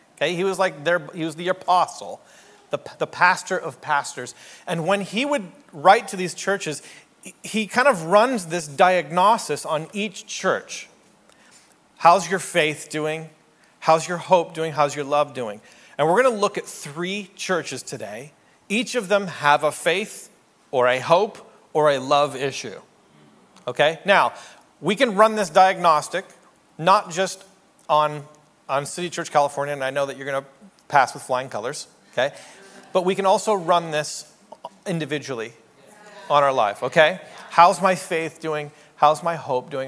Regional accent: Canada; moved away as an adult; also born or lived in New York City; I'm a Canadian.

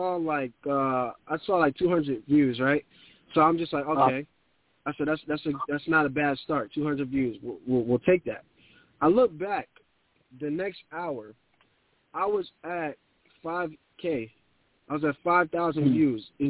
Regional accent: New York City, New York, United States; I'm from the Bronx

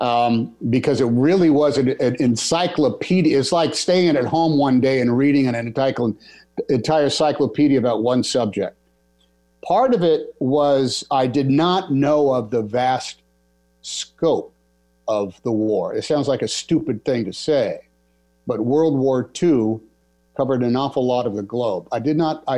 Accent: Oakland, California, United States; I grew up in Oakland, California

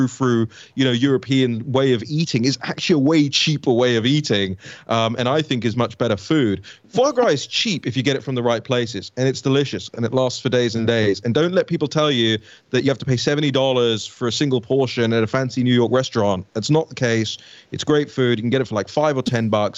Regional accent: United Kingdom; moved away as an adult; now in United States; I used to rail at regulatory standards in Britain until I came to the US

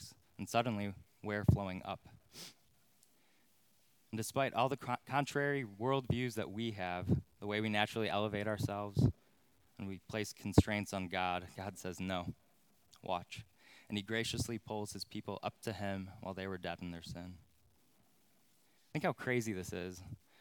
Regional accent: Crystal Lake, Illinois, United States; now in Plainfield, United States; Growing up in Crystal Lake, we had this infamous sledding hill at Veterans Acres

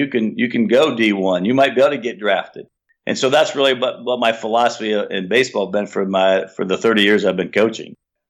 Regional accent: Defiance, Ohio, United States; But ever we say we're from Defiance, everyone always loves that name. Oh, man, what a great name for a town, Defiance.

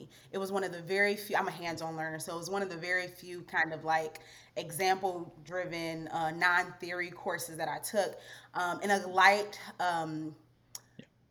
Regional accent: Detroit, Michigan, United States; moved away as an adult; also born or lived in Rwanda; I'm originally from Detroit, Michigan, born and raised in a Nigerian household

